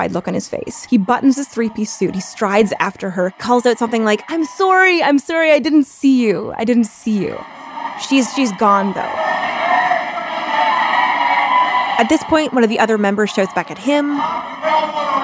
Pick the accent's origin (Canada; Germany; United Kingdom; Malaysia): Canada; moved away as an adult; now in United States; I am Canadian